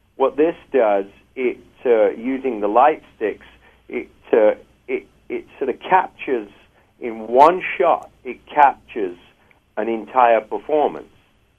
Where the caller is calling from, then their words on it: Los Angeles, California, United States; I'm actually calling you from Los Angeles.